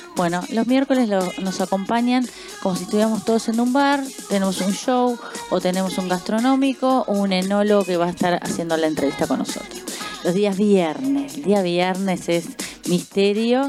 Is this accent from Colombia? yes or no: no; Uruguay; now in Argentina; no viví acá, yo soy uruguaya, no viví acá